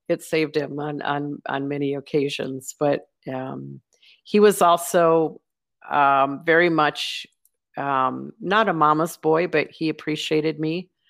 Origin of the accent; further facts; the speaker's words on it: Minnesota, United States; moved away as an adult; now in Bentonville, United States; I live in in Bentonville, Arkansas, but I'm from Minnesota